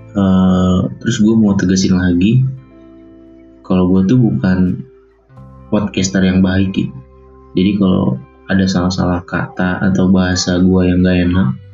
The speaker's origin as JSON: {"language": "Indonesian", "town": "Bogor", "region": "West Java", "country": "Indonesia", "tie": "born or raised there", "said": "Lahir di Bogor, tahun seribu sembilan ratus sembilan puluh sembilan."}